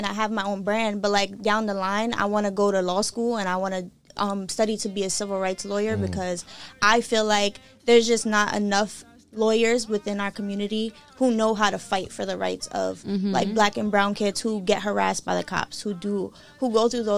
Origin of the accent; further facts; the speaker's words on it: New York City, New York, United States; I'm from Carver, but I live at the end of it